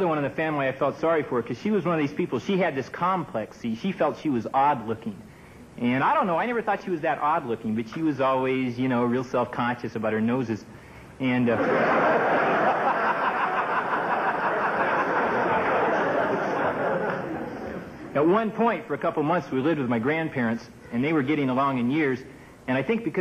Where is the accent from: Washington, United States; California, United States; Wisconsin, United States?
Washington, United States; Seattle; I come from Seattle up in Washington.